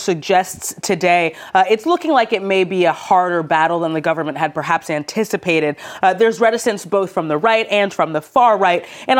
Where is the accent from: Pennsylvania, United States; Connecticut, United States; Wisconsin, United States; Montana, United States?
Pennsylvania, United States; Philadelphia; now in France; the Children's Hospital of Philadelphia, my hometown